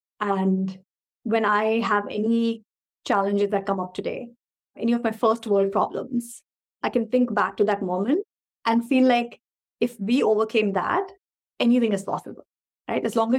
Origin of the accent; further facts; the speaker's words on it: India; also born or lived in Kuwait; We were one of the Indian families growing up in Kuwait before the Gulf War.